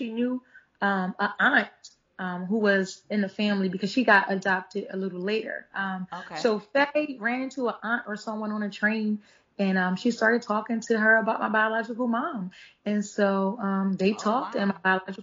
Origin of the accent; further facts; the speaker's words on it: Philadelphia, Pennsylvania, United States; I am from North Philadelphia, born and raised.